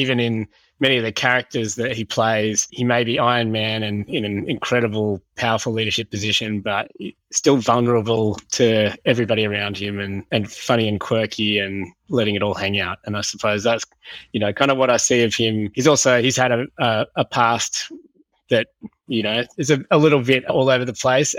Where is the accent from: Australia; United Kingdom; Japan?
Australia; Sydney, New South Wales; I grew up in Sydney